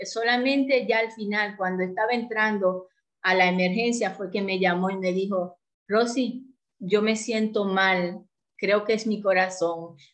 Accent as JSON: {"language": "Spanish", "country": "Dominican Republic", "also_born_or_lived": "Port-au-Prince, Haiti", "said": "soy dominicana, de profesión soy médico, aunque lo ejercí muy poco tiempo porque me dediqué cuando me fui a Puerto Príncipe, Haití, a, más bien al negocio que teníamos junto con mi marido."}